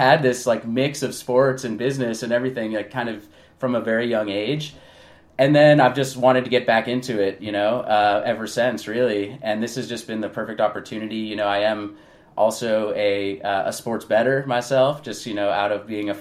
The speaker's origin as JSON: {"language": "English", "area": "Bay Area", "region": "California", "country": "United States", "tie": "born or raised there", "moved": "yes", "lives_now": "Los Angeles, United States", "said": "I grew up in the Bay Area, even though I am in LA now"}